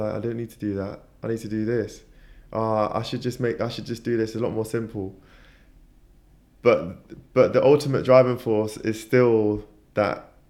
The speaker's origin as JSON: {"language": "English", "region": "London", "country": "United Kingdom", "tie": "born or raised there", "said": "I was born in Tooting, in South London"}